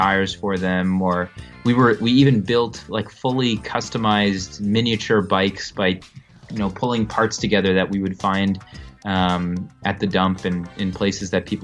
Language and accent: English; Ottawa, Ontario, Canada; also born or lived in New Brunswick, Canada / Vienna, Austria / Munich, Germany; I was born in Canada on the East Coast in New Brunswick, and grew up in Ottawa